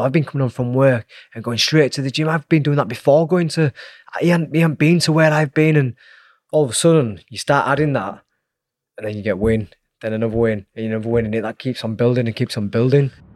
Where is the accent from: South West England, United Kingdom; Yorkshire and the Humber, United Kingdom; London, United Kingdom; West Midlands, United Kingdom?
Yorkshire and the Humber, United Kingdom; Leeds; growing up in Leeds on, you know, a council estate